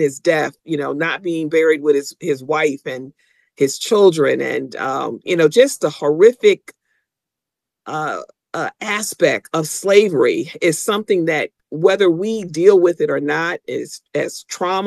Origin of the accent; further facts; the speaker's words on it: Waterbury, Connecticut, United States; As a child growing up in Waterbury